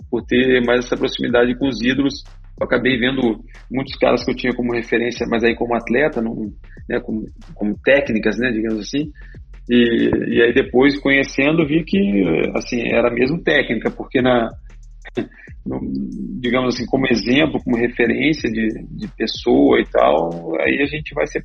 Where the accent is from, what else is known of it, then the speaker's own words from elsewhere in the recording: Resende, Rio de Janeiro, Brazil; also born or lived in Minas Gerais; eu sou de Resende aqui, na verdade. Nasci em Minas